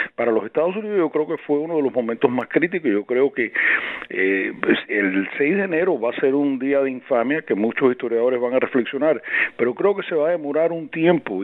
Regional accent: Cuba; now in United States; Para mí como cubano

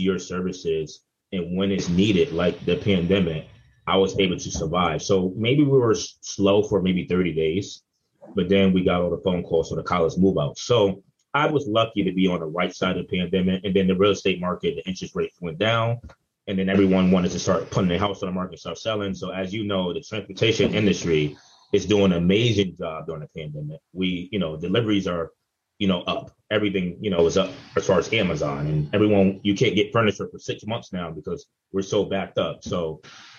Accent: New Haven, Connecticut, United States; I'm from New Haven, so it's pretty easy for me to kind of blow up when I'm in the same city that I was born and raised

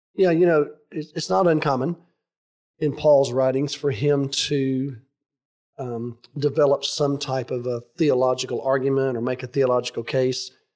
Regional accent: United States; I'm a patriotic American.

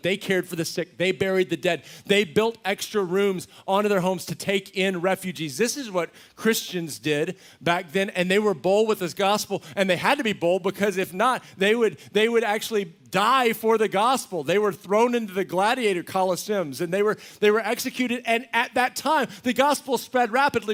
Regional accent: Texas, United States; a little, little ranch I grew up on in Texas

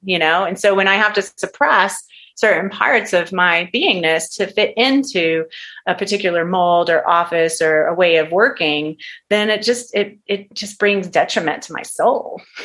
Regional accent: Texas, United States; moved away as an adult; also born or lived in California; I'm from Texas, and I left I left Texas. I left my family to go to work with this particular doctor

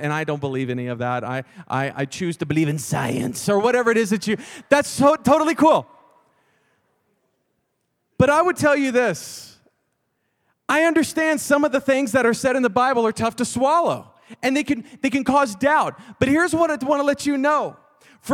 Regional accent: Texas, United States; I'm from Texas

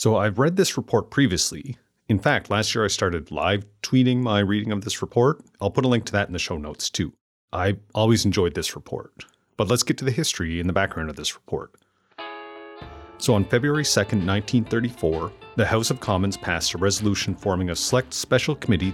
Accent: Amherst, Nova Scotia, Canada; growing up and then moving back to Amherst, Nova Scotia, where I currently run my business and live with my family

